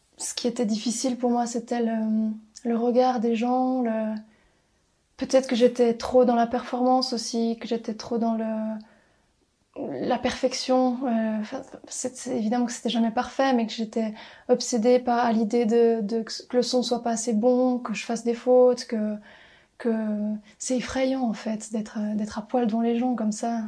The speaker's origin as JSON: {"language": "French", "region": "Valais", "country": "Switzerland", "also_born_or_lived": "Brussels"}